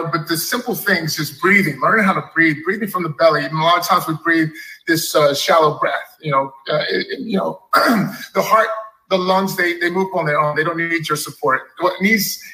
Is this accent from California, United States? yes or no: no; Dallas, Texas, United States; growing up in Texas, Dallas